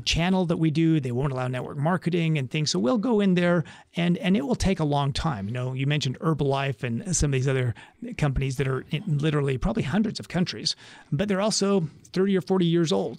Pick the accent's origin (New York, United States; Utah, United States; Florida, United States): Utah, United States; moved away as an adult; now in San Diego, United States; growing up in Utah